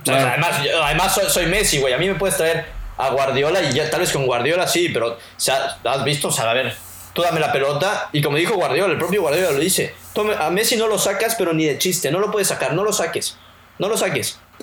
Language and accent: Spanish; Mexico; nosotros como mexicanos